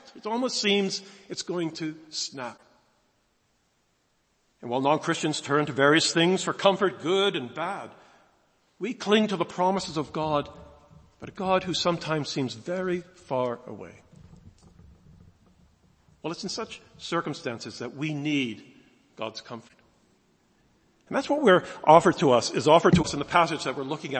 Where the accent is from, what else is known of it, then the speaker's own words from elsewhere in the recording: United States; moved away as an adult; now in United Kingdom; I'm an American, as you might pick up originally. Came here a long time ago, 1976, as a student